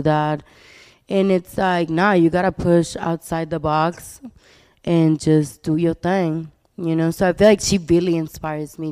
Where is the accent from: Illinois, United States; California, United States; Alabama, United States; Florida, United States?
Florida, United States; Miami; also born or lived in Colombia; I grew up between Miami and Colombia